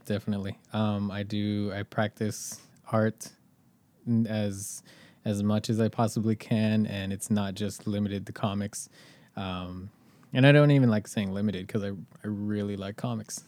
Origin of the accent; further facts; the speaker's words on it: Inland Empire, California, United States; moved away as an adult; now in Los Angeles, United States; I did not grow up in L A, I grew up an hour outside